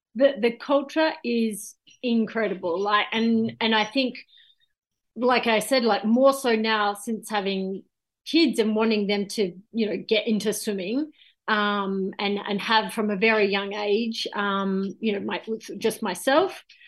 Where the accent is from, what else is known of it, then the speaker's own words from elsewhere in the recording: Gold Coast, Queensland, Australia; I was born on the Gold Coast